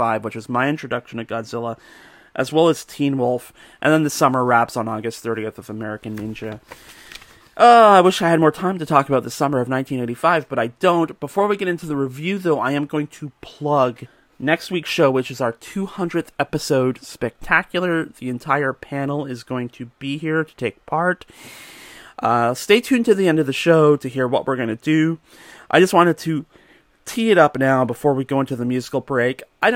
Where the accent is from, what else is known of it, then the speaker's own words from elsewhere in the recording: Georgetown, Ontario, Canada; my hometown, Georgetown, just a few kilometers down the road